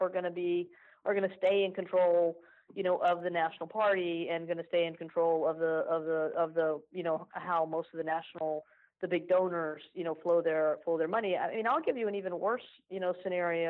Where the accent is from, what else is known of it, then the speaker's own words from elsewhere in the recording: Tennessee, United States; my home state of Tennessee